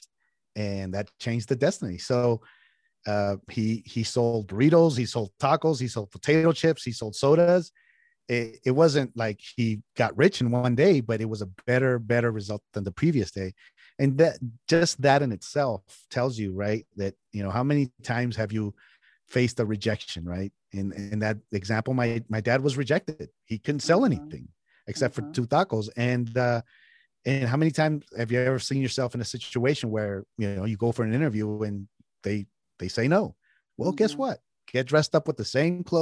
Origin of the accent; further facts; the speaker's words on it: San Jose, California, United States; also born or lived in Mexico; I was raised on a taco truck in California, in San Jose, California, what is Silicon Valley.